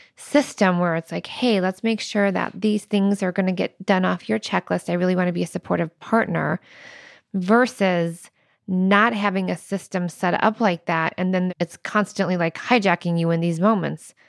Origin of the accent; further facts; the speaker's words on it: Midwest, United States; now in Arizona, United States; I'm from the Midwest